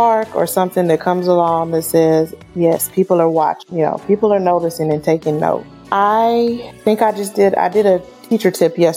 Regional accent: Wichita, Kansas, United States; growing up in Wichita, Kansas

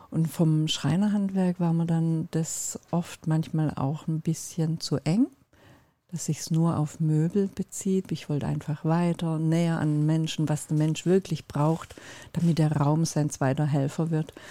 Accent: Turkey; Ich bin Türkin und mein Mann ist Finne

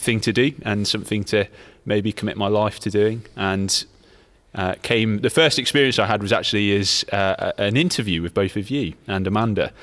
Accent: Leicester, East Midlands, United Kingdom; moved away as an adult; also born or lived in London; now in Nottingham, United Kingdom; I grew up in Leicester

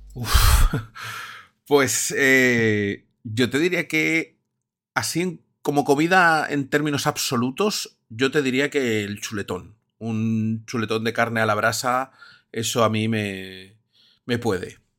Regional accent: Barcelona, Catalonia, Spain; also born or lived in Madrid; now in Valencia, Spain; yo soy de Barcelona

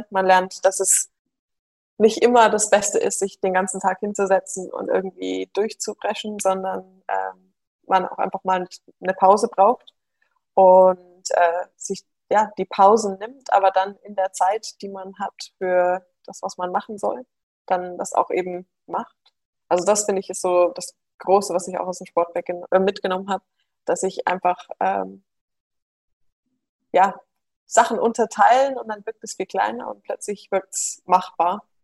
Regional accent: Munich, Bavaria, Germany; born there; Genau, also ich bin in München geboren äh, und es sind jetzt wieder alle zurück, die gesamte Familie, nur ich nicht.

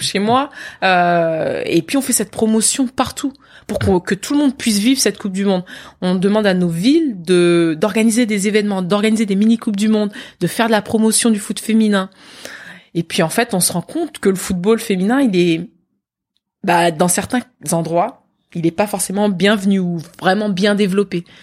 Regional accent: Versailles, Île-de-France, France; also born or lived in Guadeloupe; c'est moi jouant avec mes, mes voisins dans le parc du château de Versailles. C'est là où j'ai grandi.

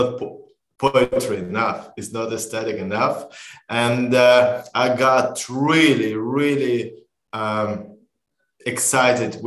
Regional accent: Israel; We are from Israel

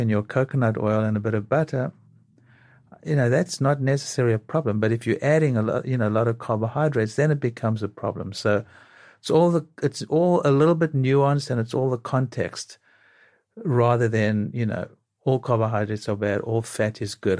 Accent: South Africa; now in New York, United States; growing up in South Africa

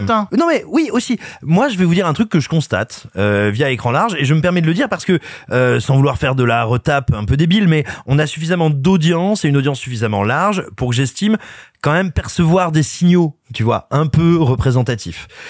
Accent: France

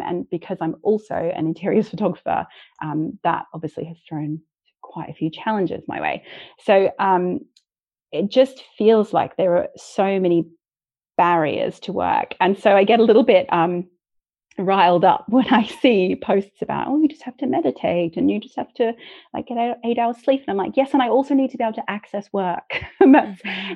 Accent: Australia; moved away; I'm Australian and I don't have any family in this country as well.

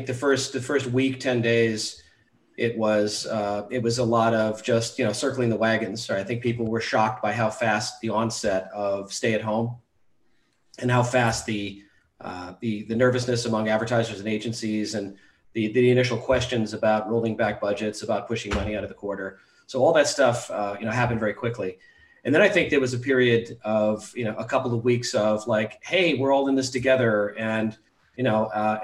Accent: Charlotte, Vermont, United States; I am in Charlotte, Vermont, my hometown, which has more covered bridges than traffic lights.

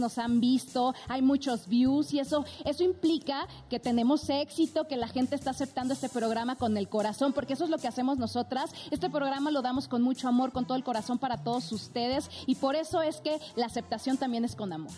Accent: Mexico; muchas tradiciones aquí en México

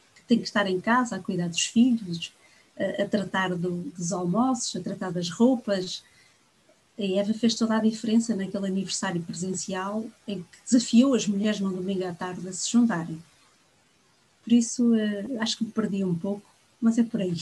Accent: Viana do Castelo, Norte, Portugal; moved away as an adult; now in Angola; Nasci no Minho, por isso sou minhota de berço, mas acima de tudo sou angolana de coração.

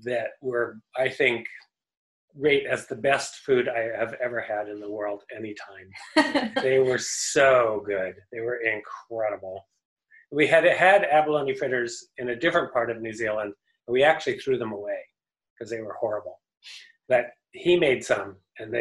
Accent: California, United States; I grew up eating abalone because I grew up in California

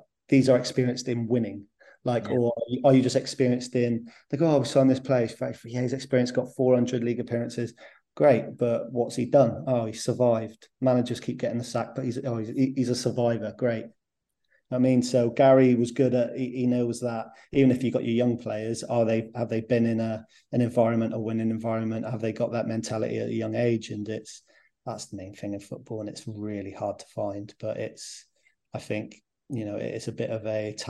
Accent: Plymouth, South West England, United Kingdom; we're both from Plymouth

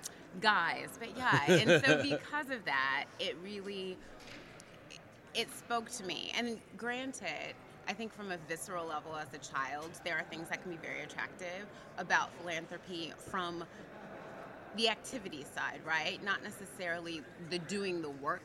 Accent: Atlanta, Georgia, United States; also born or lived in Virginia / Tennessee / Texas / California; now in New York, United States; I am originally from Atlanta, Georgia

